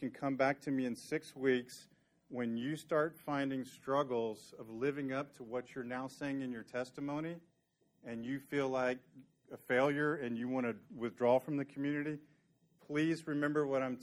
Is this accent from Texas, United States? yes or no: yes; Dallas, Texas, United States; my childhood memories of growing up in Dallas